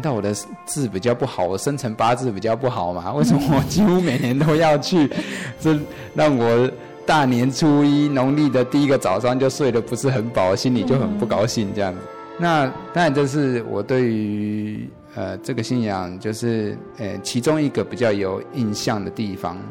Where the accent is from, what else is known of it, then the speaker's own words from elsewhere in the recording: Yilan County, Taiwan; 我乡下是在宜兰，那我们真的是一个非常非常传统的一个乡村的地方。我爷爷从以前，啊，大部分都是在务农这样子